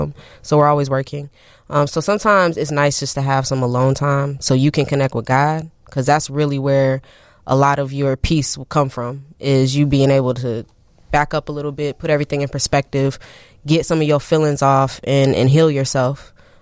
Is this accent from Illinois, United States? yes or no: yes; Champaign, Illinois, United States; moved away as an adult; now in Chicago, United States; I'm from Champaign, Urbana.